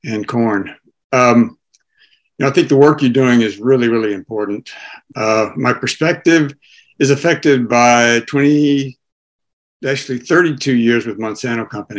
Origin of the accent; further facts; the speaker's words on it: Tennessee, United States; now in St. Louis, United States; I grew up on a farm in Tennessee